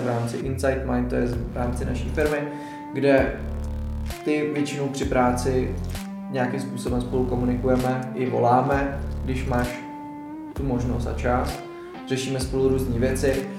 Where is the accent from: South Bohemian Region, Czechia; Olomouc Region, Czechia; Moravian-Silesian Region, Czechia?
South Bohemian Region, Czechia; České Budějovice; jsem z Budějovic